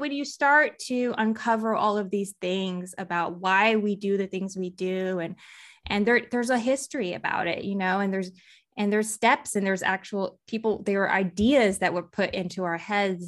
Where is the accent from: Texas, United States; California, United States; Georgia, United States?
Texas, United States; I grew up in Texas